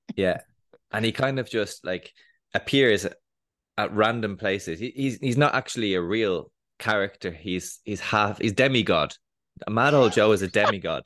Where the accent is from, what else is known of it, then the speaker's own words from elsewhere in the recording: Dublin, Leinster, Ireland; I grew up in Dublin, from the age of eight years old